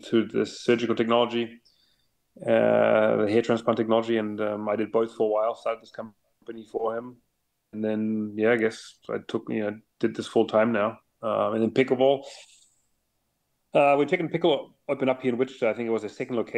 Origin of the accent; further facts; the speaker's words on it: Munich, Bavaria, Germany; moved away as an adult; now in United States; I was born and raised in Munich in Germany.